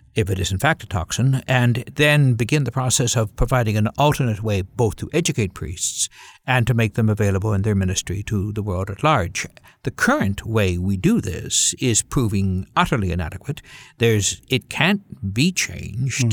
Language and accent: English; Canada; as a Canadian Caucasian.